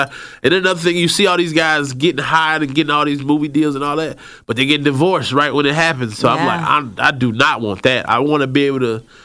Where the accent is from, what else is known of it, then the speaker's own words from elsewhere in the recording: Atlanta, Georgia, United States; also born or lived in Birmingham; I grew up in Southwest Atlanta